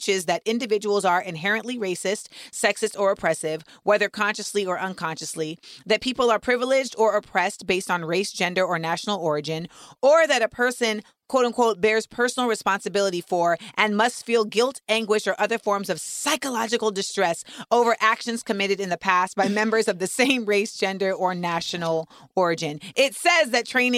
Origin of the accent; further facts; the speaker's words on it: Florida, United States; I'm from Florida